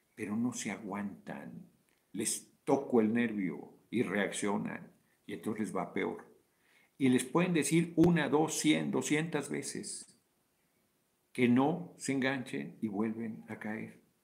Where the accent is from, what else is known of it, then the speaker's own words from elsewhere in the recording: Mexico City, Mexico; Soy del DF, nací en el DF, en la colonia Guerrero